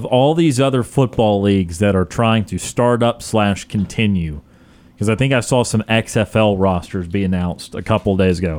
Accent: Birmingham, Alabama, United States; now in Auburn, United States; I'm from Birmingham

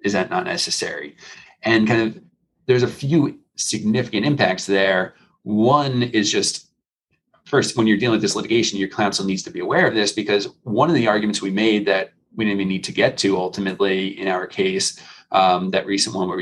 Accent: New York, United States; now in Florida, United States; I was originally from New York, so my phone number was 516

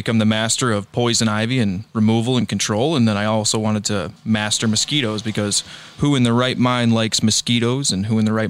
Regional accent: United States; I'm American.

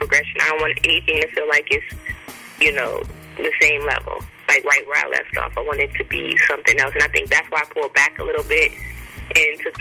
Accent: Milwaukee, Wisconsin, United States; moved away as an adult; now in New York, United States; I am originally from Milwaukee, Wisconsin, born and raised.

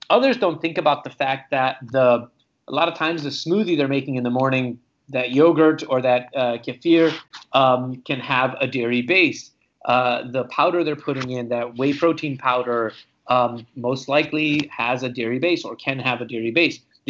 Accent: Romania; also born or lived in Hungary; now in United States; I was born and raised in Romania, and I am an immigrant to the United States

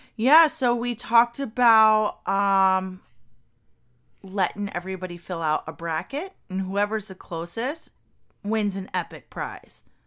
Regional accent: Kentucky, United States; I'm from Kentucky. I grew up in Kentucky.

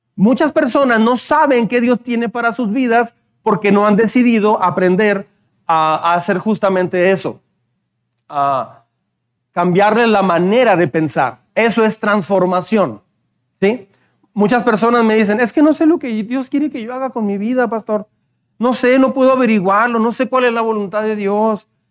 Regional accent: Mexico; Tenemos fama de ser mal hablados.

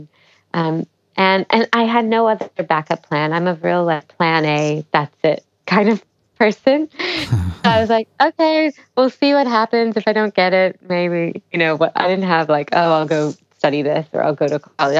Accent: Memphis, Tennessee, United States; moved away; I'd done Indian music at home, like kind of in my hometown, but never to a great degree because we didn't really have a really solid Indian performing arts culture in Memphis, Tennessee

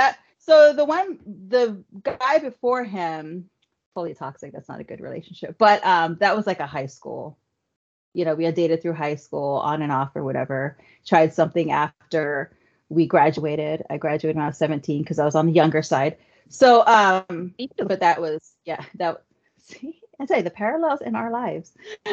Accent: Odessa, Texas, United States; to go to Dallas I'm from Dallas, Odessa.

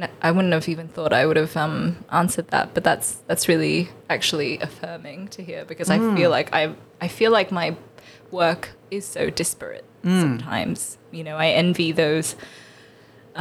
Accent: Australia; Asian growing up in Australia and with Western media

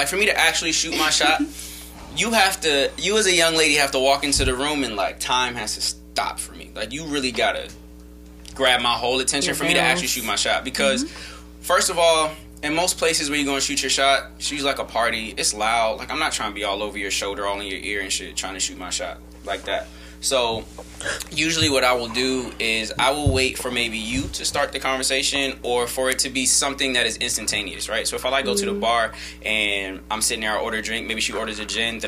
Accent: Guam; I was born in Guam

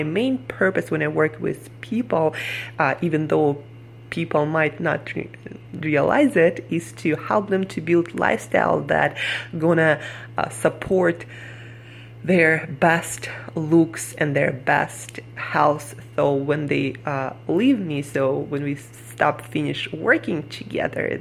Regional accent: Siberia, Russia; moved away as an adult; now in New York City, United States; Where I come from, Siberia.

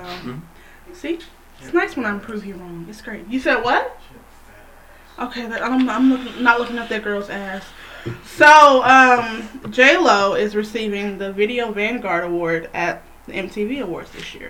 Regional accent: Kansas, United States; accent: country twang; I'm from Kansas

